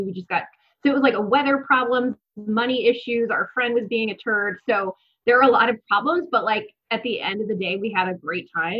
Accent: California, United States; moved away as an adult; I'm from California and I didn't do a lot of traveling throughout the country when I was living in California. I'd been to a few states on the East Coast before I moved out here

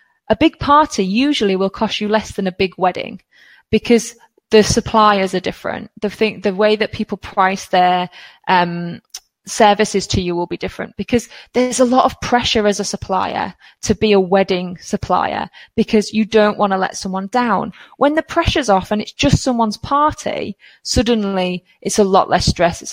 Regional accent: United Kingdom; as a British person

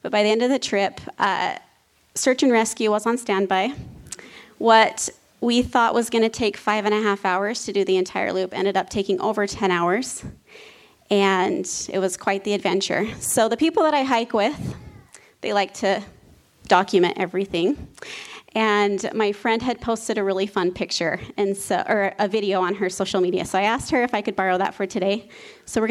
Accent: Preston, Idaho, United States; now in northern Utah, United States; I grew up in Preston, Idaho

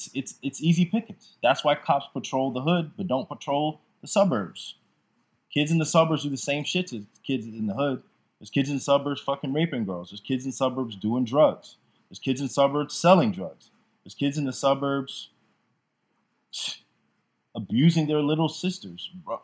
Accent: Jamaica; I'm from Jamaica where it's very frowned upon. It's very conservative in Jamaica with that.

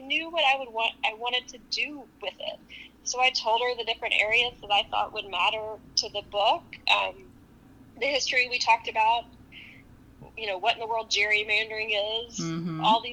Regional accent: Texas, United States; now in New York, United States; as a Texan

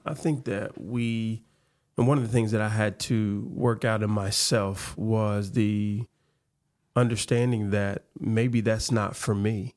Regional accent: Memphis, Tennessee, United States; growing up in Memphis, growing up in the South

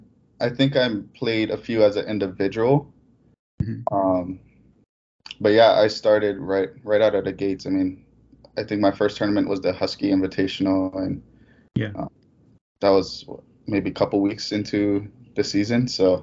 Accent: Hilo, Hawaii, United States; moved away as an adult; now in Pullman, United States; Hilo, Hawaii. It's the east side of Big Island.

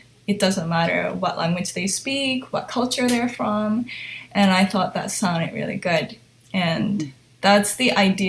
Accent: Hong Kong; also born or lived in Japan; So I was born in Japan, but I grew up in Hong Kong from age 1 to 6. And so my parents would speak to me in Japanese, my nanny in Cantonese, and everything outside that was English.

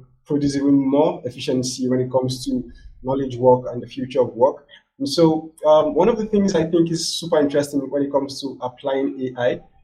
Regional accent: Nigeria; my home country here, which is West Africa, Nigeria

